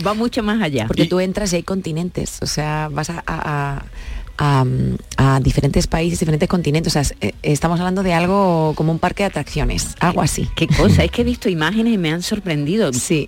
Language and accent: Spanish; Catalonia, Spain; Soy catalana de nacimiento, pero es que toda mi familia entera es andaluza.